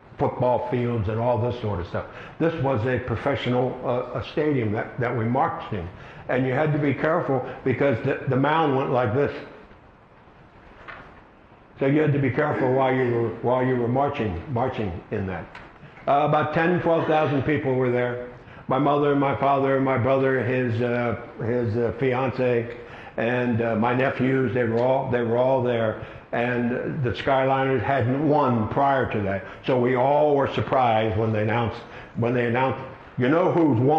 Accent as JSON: {"language": "English", "town": "Havre de Grace", "region": "Maryland", "country": "United States", "tie": "born or raised there", "said": "in my hometown, Havana Grace, Maryland"}